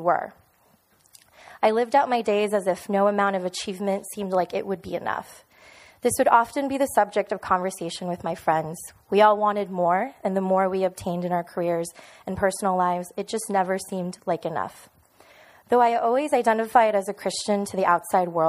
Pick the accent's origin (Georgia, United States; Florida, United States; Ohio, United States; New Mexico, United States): Florida, United States; Miami; moved away as an adult; also born or lived in New York City; now in Orlando, United States; I was born and raised in Miami.